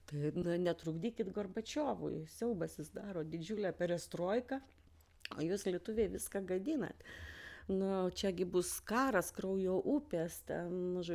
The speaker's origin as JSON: {"language": "Lithuanian", "town": "Vilnius", "region": "Vilnius County", "country": "Lithuania", "also_born_or_lived": "Aukštaitija", "said": "aš Vilnietė, na, kilmės iš aukštaities"}